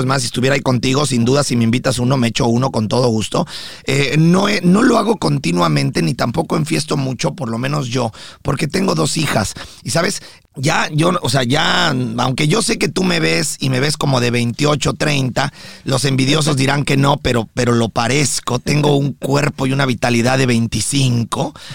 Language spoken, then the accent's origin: Spanish; Mexico; now in United States; yo como mexicano